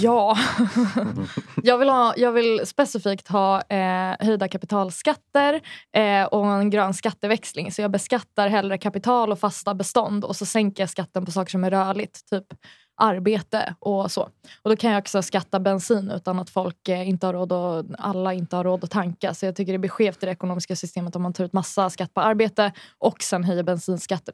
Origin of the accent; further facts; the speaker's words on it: Sundbyberg, Stockholm County, Sweden; Hallonbergen där jag växte upp